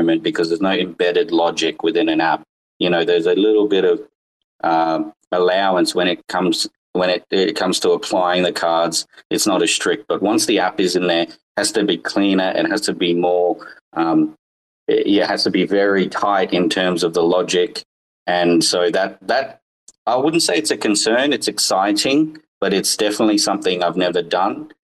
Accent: northern Australia, Australia; I grew up in Australia. I live in Northern Australia, and I've been here pretty much my whole life.

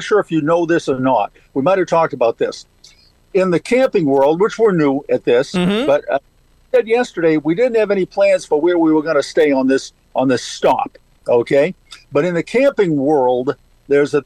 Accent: Maine, United States; yeah, I'm from Maine.

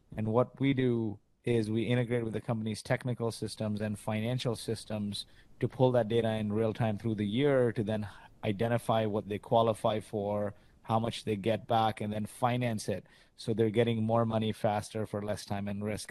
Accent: Kuwait; moved away; also born or lived in Canada; I grew up in Kuwait. My parents are from India

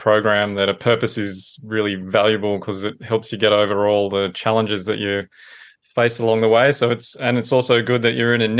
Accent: Brisbane, Queensland, Australia; I'm from Brisbane at some point

